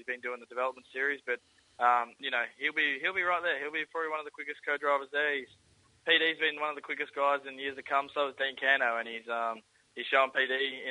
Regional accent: Queensland, Australia; I grew up in Queensland

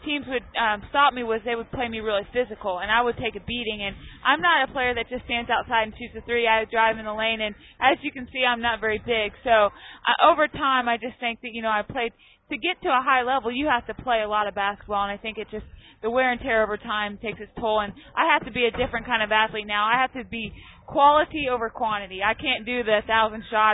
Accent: Claflin, Kansas, United States; now in Wichita, United States; I live in Wichita, but I grew up in Claflin, and it's really the best way to describe it is the center of Kansas

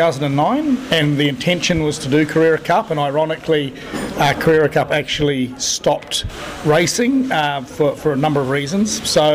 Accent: New Zealand; now in Australia; And being a Kiwi, I'm quite happy to promote good products that come from New Zealand in Australia.

